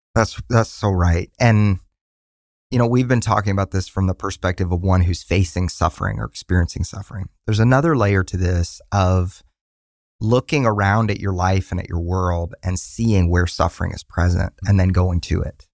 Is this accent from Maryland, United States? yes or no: no; Tulsa, Oklahoma, United States; moved away as an adult; now in Nashville, United States; We're from Tulsa, Oklahoma